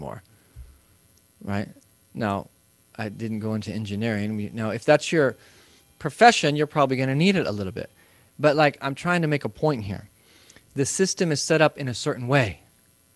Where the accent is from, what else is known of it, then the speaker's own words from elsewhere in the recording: Midwest, United States; I'm from the Midwest